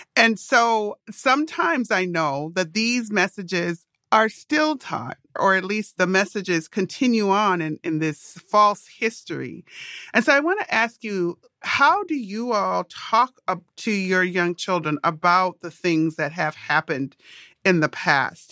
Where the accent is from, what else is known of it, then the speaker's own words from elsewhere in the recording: Minnesota, United States; I grew up in Minnesota